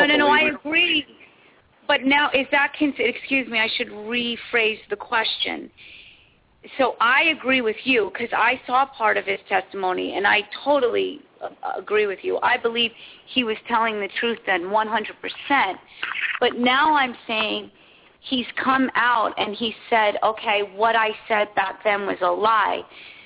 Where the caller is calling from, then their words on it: Santa Barbara, California, United States; I'm calling from Santa Barbara.